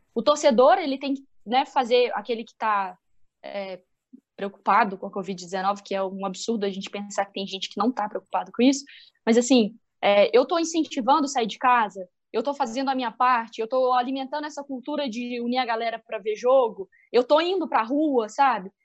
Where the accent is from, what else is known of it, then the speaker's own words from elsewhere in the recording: Minas Gerais, Brazil; accent: mineiro; also born or lived in Belo Horizonte; E meu sotaque tá muito mineirense. Se vocês não entenderem, é porque eu estou em BH